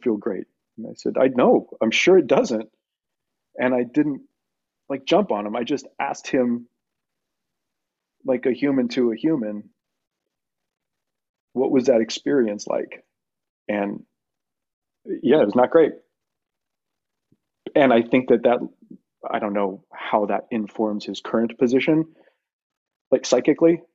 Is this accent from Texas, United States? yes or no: yes; El Paso, Texas, United States; I'm from El Paso.